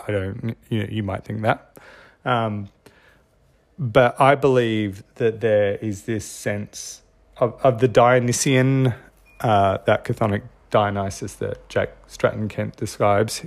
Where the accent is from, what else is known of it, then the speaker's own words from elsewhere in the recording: Australia; I'm Australian